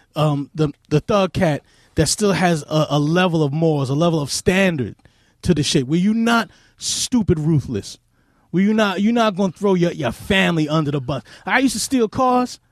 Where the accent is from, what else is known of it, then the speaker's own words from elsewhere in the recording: New York City, New York, United States; I grew up in Queens also